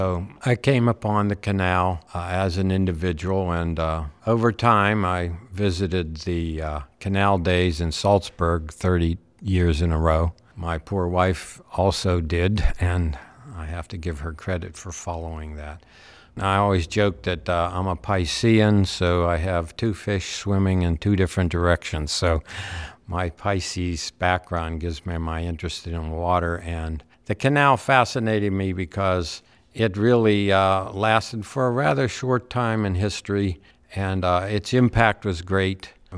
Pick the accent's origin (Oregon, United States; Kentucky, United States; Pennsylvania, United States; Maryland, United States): Pennsylvania, United States; Oakmont; Yes, I'm from Oakmont.